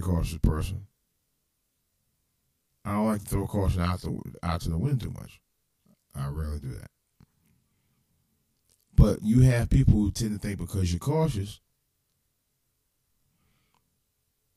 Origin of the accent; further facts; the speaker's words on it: Cleveland, Ohio, United States; this is for my hometown. You never know in the streets of Cleveland